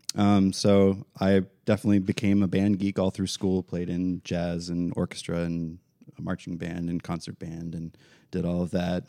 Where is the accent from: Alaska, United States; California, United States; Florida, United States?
Florida, United States; Central; also born or lived in Tennessee; I was born in Tennessee, but Central Florida since I was